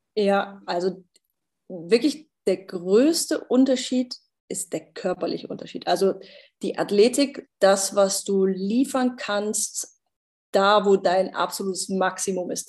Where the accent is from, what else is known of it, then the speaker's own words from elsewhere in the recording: Germany; ich bin Deutsche